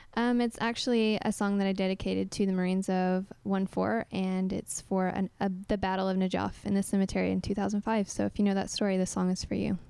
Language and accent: English; Oklahoma, United States; moved away as an adult; also born or lived in Texas; I'm from Oklahoma and a little bit of Texas. Um, so, Midwest girl